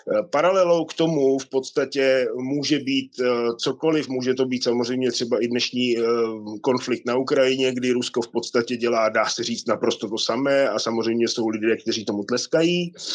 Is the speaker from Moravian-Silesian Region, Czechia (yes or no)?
no; Lanškroun, Pardubice Region, Czechia; moved away; 18 let jsem vyrůstal v Lančkrouně